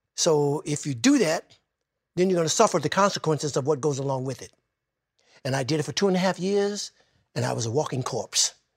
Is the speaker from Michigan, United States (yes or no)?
yes; Detroit, Michigan, United States; I was growing up in Detroit